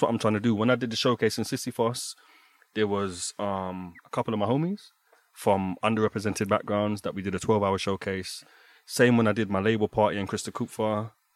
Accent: London, United Kingdom; now in Berlin, Germany; Growing up in London

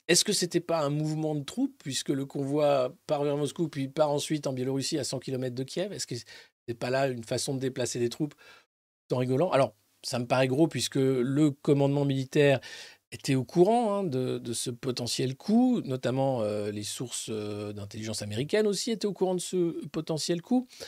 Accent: France; en tant que Français

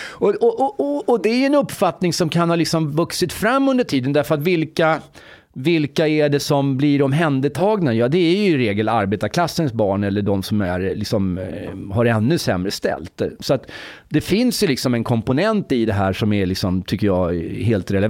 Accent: Egypt; now in Sweden; jag kommer från Egypten förresten.

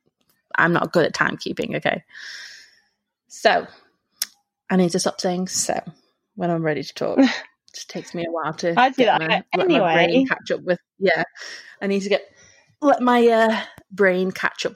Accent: England, United Kingdom; we're English and we say hi to everyone

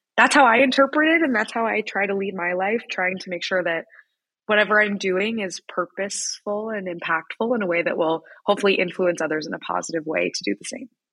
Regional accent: Wichita, Kansas, United States; moved away as an adult; I grew up in Wichita, Kansas

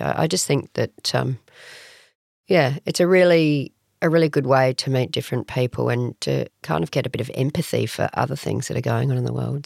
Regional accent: Adelaide, South Australia, Australia; now in Sydney, Australia; so I grew up in Adelaide

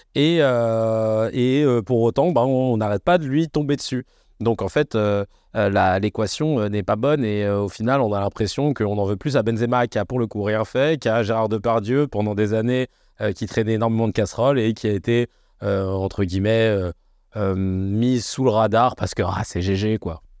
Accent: France; nous, on est français

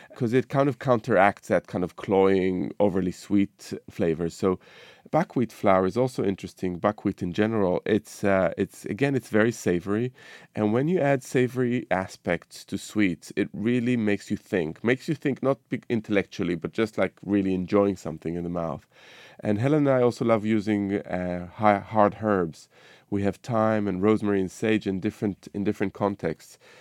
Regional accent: Israel; moved away; my cooking over the years has been influenced by my childhood, growing up in the Middle East, you know, in Israel

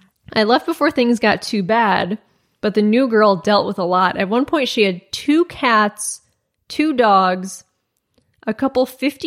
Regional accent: Rochester, New York, United States; but I literally have no idea why, because I'm from Rochester, New York.

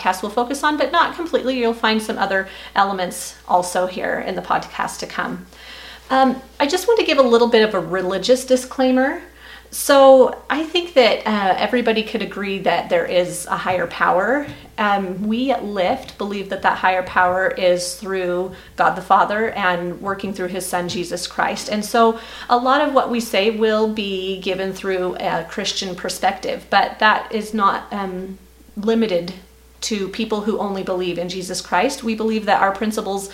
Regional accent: United States; now in Idaho, United States; I grew up in the Washington area and have moved out here to Idaho

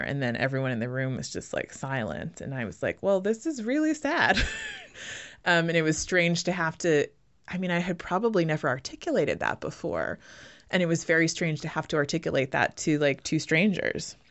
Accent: United States; first language English; moved away as an adult; also born or lived in Canada / London / Berlin / Brooklyn; I actually left the U S when I was eighteen.

